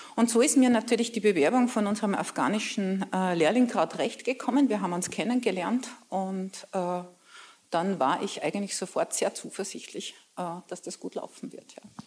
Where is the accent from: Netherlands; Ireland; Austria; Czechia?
Austria; Braunau district, Upper Austria; Ich komme aus einem kleinen Dorf